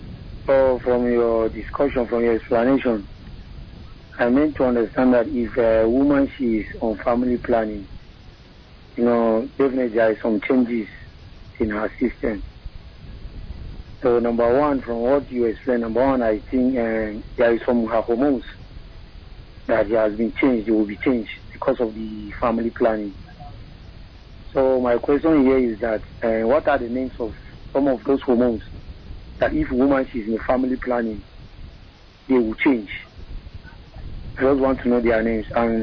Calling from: Akwanga, Nasarawa, Nigeria; calling you from Akwanga.

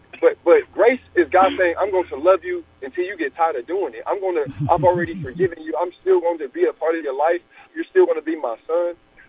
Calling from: Akron, Ohio, United States; Akron, Ohio.

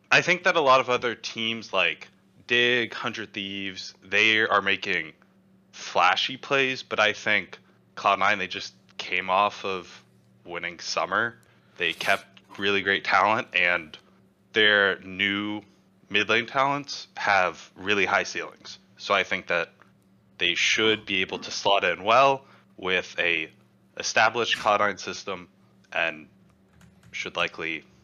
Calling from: Houston, Texas, United States; Uh, Houston, Texas.

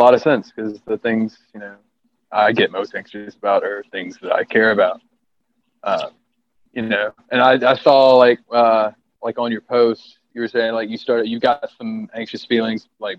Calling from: West End, North Carolina, United States; I am in North Carolina, specifically West End, North Carolina, where there is absolutely nothing going on.

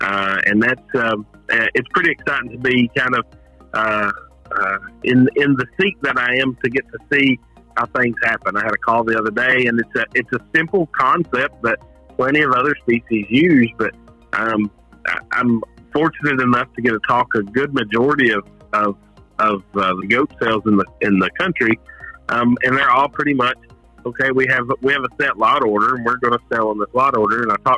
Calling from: Hazard, Kentucky, United States; So I am calling from a little bitty town in southeastern Kentucky called Hazard.

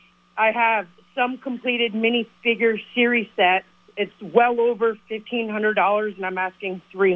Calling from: St. Albans, Vermont, United States; from St. Albans, and I have a huge Lego lot I'm selling.

